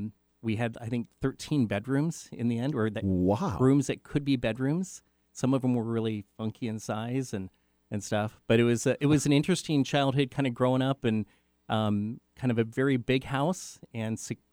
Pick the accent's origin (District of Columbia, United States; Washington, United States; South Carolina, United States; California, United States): Washington, United States; Renton; I grew up in Renton in the Bryn Mawr area or Skyway.